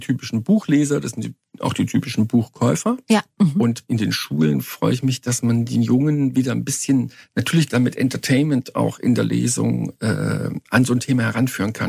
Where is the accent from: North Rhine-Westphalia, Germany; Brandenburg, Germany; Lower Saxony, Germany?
North Rhine-Westphalia, Germany; Cologne; ich habe meine Jugend in Köln verbracht